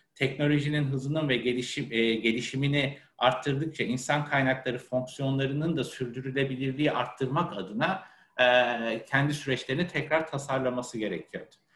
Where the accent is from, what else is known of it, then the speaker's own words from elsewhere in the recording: Ankara, Turkey; moved away as an adult; now in Istanbul, Turkey; Aslen Ankaralı biriyim. E, Ankara'da doğma büyüme ve 30 yıla yakın Ankara'da yaşamışlığım var.